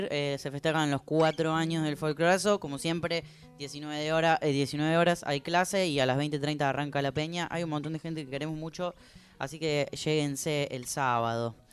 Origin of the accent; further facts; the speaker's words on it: Laguna Larga, Córdoba, Argentina; now in Buenos Aires, Argentina; mi pueblo natal, Laguna Larga